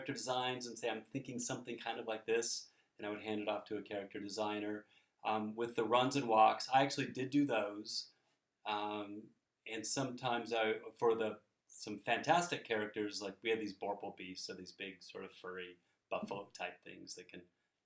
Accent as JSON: {"language": "English", "region": "Oregon", "country": "United States", "tie": "born or raised there", "said": "growing up in Oregon"}